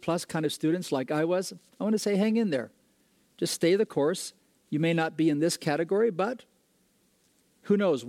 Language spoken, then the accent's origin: English; Ecuador; moved away; I grew up in Ecuador, South America